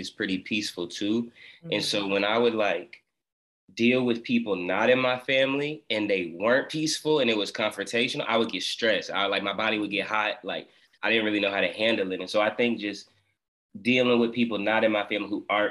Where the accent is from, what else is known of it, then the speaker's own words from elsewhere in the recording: San Antonio, Texas, United States; also born or lived in Alaska / Virginia / Fort Worth; I ended up in Texas in about the first grade